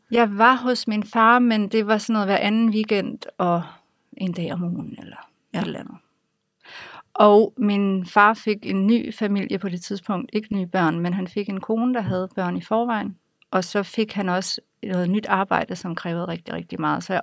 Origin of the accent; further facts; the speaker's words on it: Aarhus, Central Denmark Region, Denmark; Jeg er vokset op i Aarhus øh, med to gymnasielærerforældre.